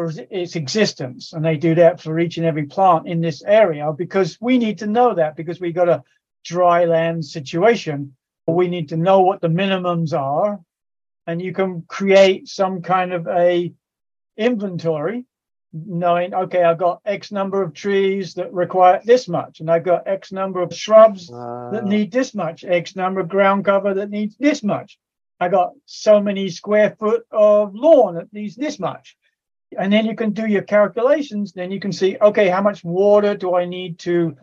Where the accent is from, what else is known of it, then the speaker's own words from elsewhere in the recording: England, United Kingdom; moved away; I grew up in England